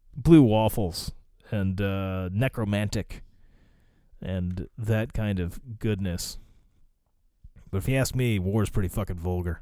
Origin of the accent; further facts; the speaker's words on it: United States; accent: American; I was American